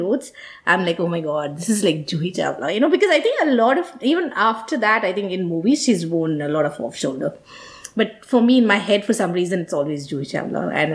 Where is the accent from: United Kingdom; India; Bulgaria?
India; now in United States; as Indian women